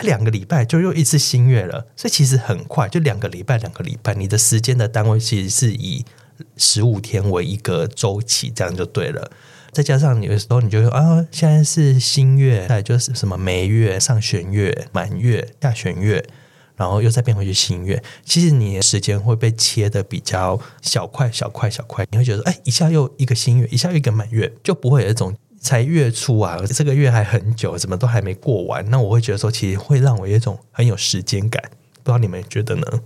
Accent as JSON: {"language": "Chinese", "region": "Taichung", "country": "Taiwan", "tie": "born or raised there", "said": "我的老家在台中，然后乡下"}